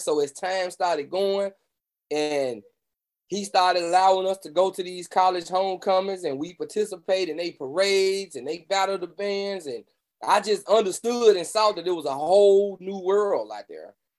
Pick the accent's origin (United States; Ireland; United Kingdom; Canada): United States; Memphis, Tennessee; I grew up in the great city of Memphis, Tennessee, home of the blues, birthplace of rock and roll